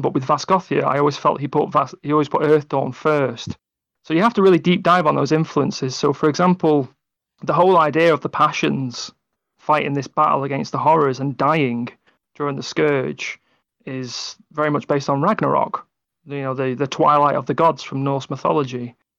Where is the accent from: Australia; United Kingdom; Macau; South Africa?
United Kingdom; England; I'm English